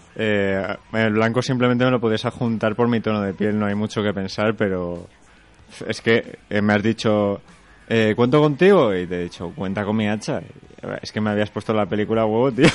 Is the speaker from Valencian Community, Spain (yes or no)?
yes; Segorbe, Valencian Community, Spain; Yo soy de Segorbe